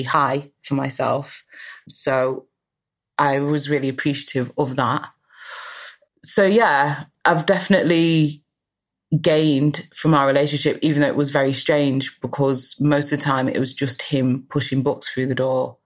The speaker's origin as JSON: {"language": "English", "country": "United Kingdom", "also_born_or_lived": "Guyana (ancestry) / Manchester", "said": "I'm British"}